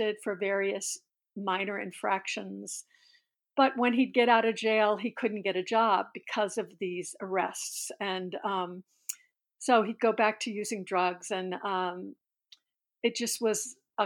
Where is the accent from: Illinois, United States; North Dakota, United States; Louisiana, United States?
Louisiana, United States; New Orleans; moved away as an adult; now in Pittsburgh, United States; I was born in New Orleans in 1954